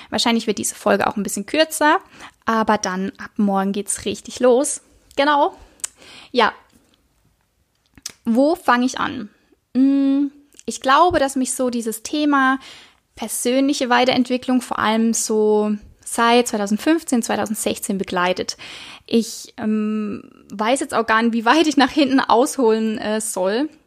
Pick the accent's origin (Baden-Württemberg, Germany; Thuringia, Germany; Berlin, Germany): Baden-Württemberg, Germany; Baden-Baden; Ich bin 29 Jahre und ich komme, ja, ich komme aus der Nähe von Karlsruhe, also von Baden-Baden. Ja, einfach im Süden, Süden von Deutschland, zwischen Karlsruhe und Freiburg, würde ich jetzt mal so sagen.